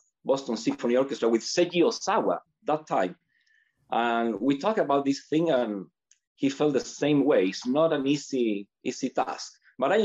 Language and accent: English; Chile; also born or lived in United States; I decided to come back to Chile and I joined the Sinfonica when I was 23